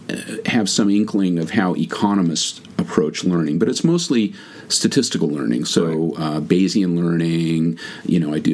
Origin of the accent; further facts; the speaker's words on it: California, United States; Californian originally. I've lived all over the place, rarely anywhere for more than 2 or 3 years.